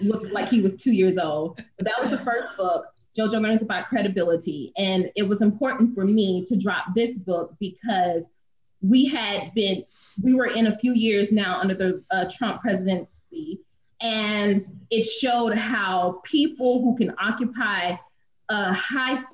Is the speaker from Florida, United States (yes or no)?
yes; Gainesville, Florida, United States; my hometown in Gainesville, Florida